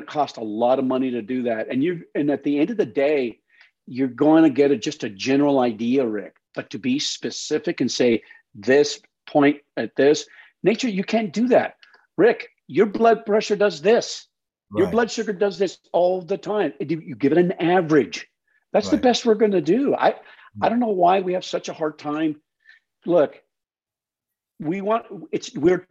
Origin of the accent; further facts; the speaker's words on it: New Mexico, United States; moved away; also born or lived in Las Cruces, New Mexico / Oklahoma; I grew up in New Mexico